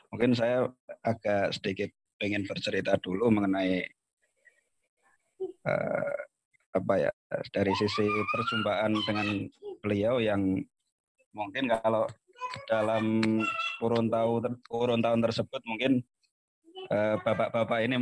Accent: Pekalongan, Central Java, Indonesia; di Pekalongan terutama di kampung saya itu NU deles jadi segala info mengenai NU kemudian PKB ya waktu itu cukup masif

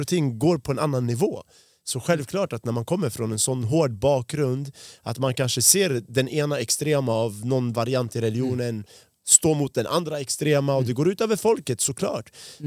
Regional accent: Sweden; jag har bott i Sverige sedan jag var fem år gammal

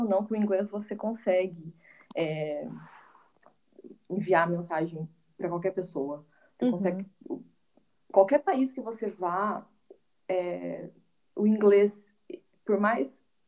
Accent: Carlópolis, Paraná, Brazil; moved away as an adult; also born or lived in Londrina, Brazil / United States; now in Netherlands; eu sou natural do, do estado do Paraná, numa cidadezinha do interior chamada Carlópolis, mas com 17 anos eu me mudei para Londrina

